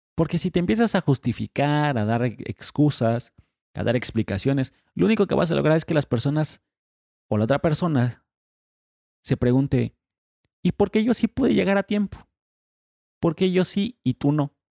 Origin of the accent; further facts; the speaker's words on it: Mexico; en México somos sumamente impuntuales